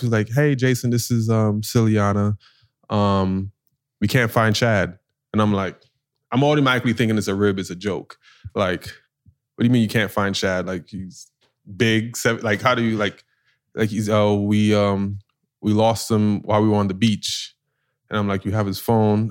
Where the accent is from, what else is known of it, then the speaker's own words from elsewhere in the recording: New York, United States; I'm from New York